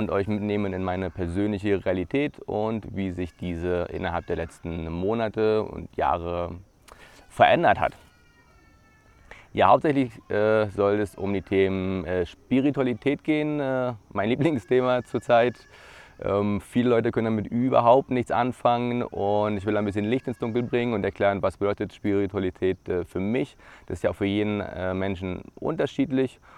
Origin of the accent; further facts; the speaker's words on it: Brandenburg an der Havel, Brandenburg, Germany; Ich bin aufgewachsen in Brandenburg an der Havel. Das ist äh, eine Stunde ja, von Berlin entfernt, im Land Brandenburg.